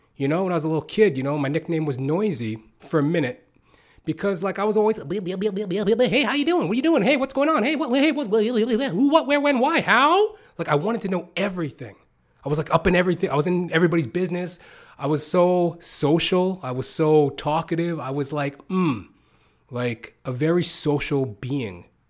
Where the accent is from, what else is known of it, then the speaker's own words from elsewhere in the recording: Canada; also born or lived in United States; I've pretty much came up as poor as you can in North America via Canada, U S, as I am a Canadian